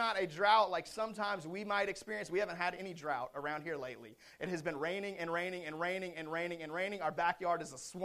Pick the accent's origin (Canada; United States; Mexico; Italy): United States; Seattle, Washington; I grew up in Seattle